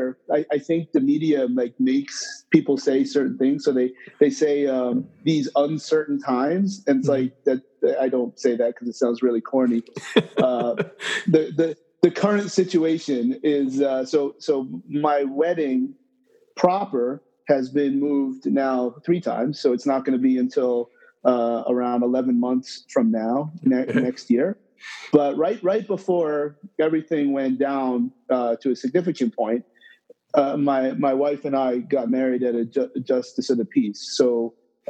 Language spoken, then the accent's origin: English; Toms River, New Jersey, United States; moved away as an adult; now in New York, United States; Born in New York, but not raised. Okay. Raised in Tom's River, New Jersey